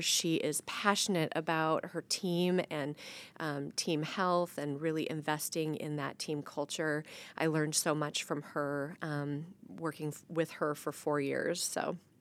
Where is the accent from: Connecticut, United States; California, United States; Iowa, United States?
Iowa, United States; Waterloo; also born or lived in Indianola, Iowa; I grew up in Waterloo. Um, I grew up in town, but my family, extended family, all farmed just right outside of Waterloo